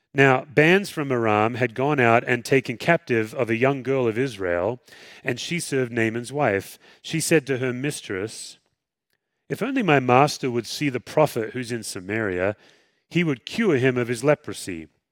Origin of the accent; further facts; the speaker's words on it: Western Australia, Australia; moved away; I grew up swimming in the Indian Ocean